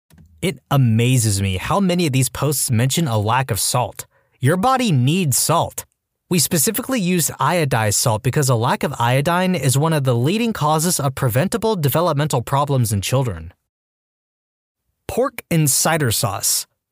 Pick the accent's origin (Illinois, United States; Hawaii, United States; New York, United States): Hawaii, United States; Growing up in Hawaii, I didn't think anything of it.